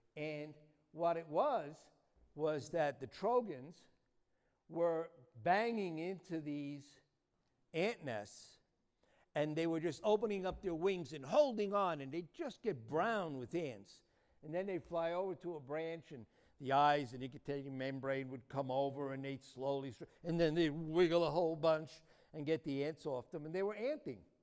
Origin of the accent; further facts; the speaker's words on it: New York City, New York, United States; moved away as an adult; now in Arizona, United States; I was born in New York City, and if my accent doesn't give me away, it doesn't matter how long. I've been in Arizona for 37 years